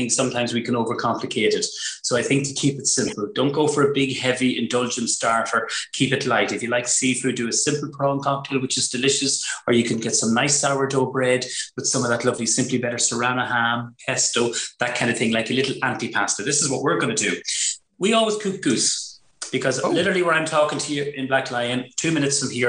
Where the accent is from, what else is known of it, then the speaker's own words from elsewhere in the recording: Ireland; We're from Cab